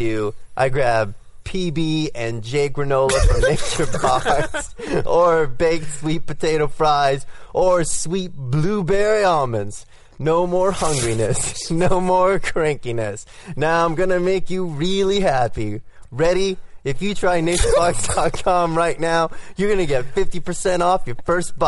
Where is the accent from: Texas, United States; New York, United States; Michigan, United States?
Texas, United States; I am a Texan